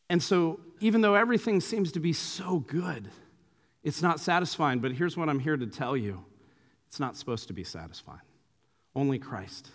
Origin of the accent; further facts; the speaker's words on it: Santa Clara, California, United States; my hometown of Santa Clara